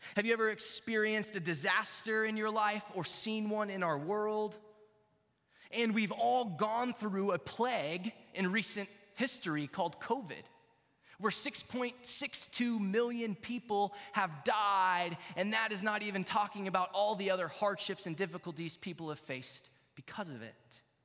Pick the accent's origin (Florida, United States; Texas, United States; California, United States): Texas, United States; now in Iowa, United States; I grew up in Texas and I'm actually becoming an Iowan, I think, officially